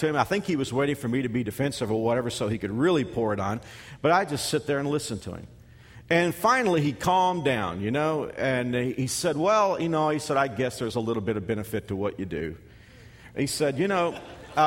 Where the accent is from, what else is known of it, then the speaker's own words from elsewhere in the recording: Texas, United States; now in Kansas, United States; a kid from Texas who spent the last 22 years in Kansas